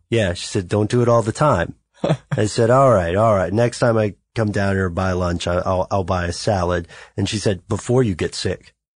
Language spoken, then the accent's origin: English; United States; We are all from the United States